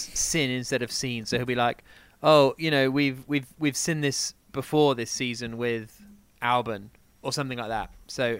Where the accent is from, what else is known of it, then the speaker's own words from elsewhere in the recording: Worcester, West Midlands, United Kingdom; I was born in Worcester as well?